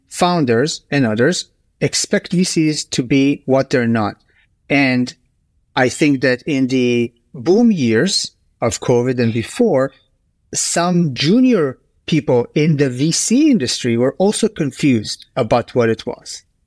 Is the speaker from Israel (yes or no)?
yes; Israel; also born or lived in United States / Bay Area; now in Stockholm, Sweden; I grew up in Israel, and I'm a proud American citizen. I've lived in the U S for ten years.